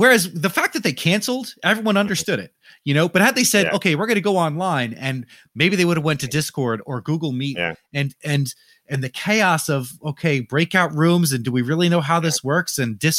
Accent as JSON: {"language": "English", "region": "Northeast", "country": "United States", "said": "I'm a Jets fan. I'm from the Northeast. I'm a Jets fan."}